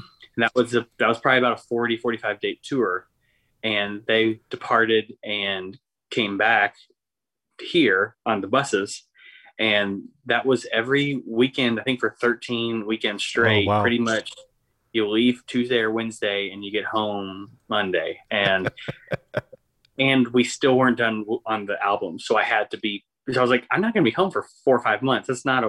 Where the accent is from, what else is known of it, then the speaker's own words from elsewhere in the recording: Punxsutawney, Pennsylvania, United States; also born or lived in Kentucky; now in Nashville, United States; And grew up in Punxsutawney, Pennsylvania, home of the Groundhog.